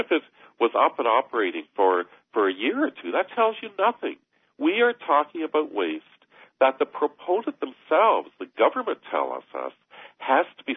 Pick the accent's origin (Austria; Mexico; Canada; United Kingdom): Canada; Harriston, Ontario; I was raised in Harrison.